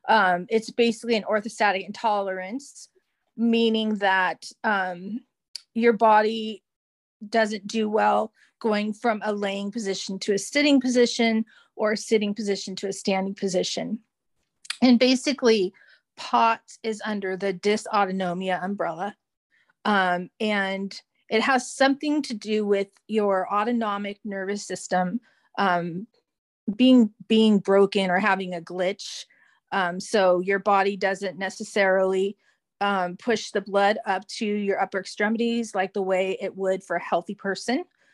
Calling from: California, United States; I am calling in from California in the United States.

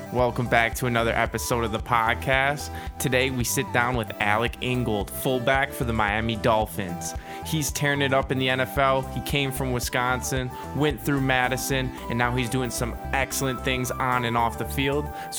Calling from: Norway; Calling in from Norway.

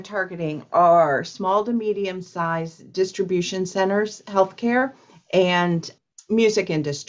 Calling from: Columbus, Ohio, United States; I am calling from Columbus, Ohio.

